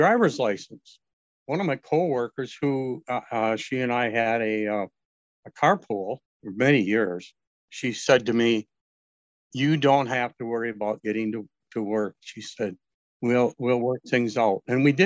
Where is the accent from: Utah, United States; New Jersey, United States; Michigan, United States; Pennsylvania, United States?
Michigan, United States; Northern; growing up in Northern Michigan as a male